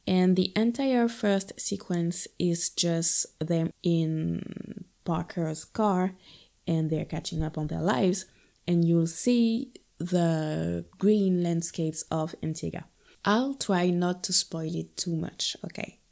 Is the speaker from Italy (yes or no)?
no; northern France, France; also born or lived in Guadeloupe; I'm from the north of France.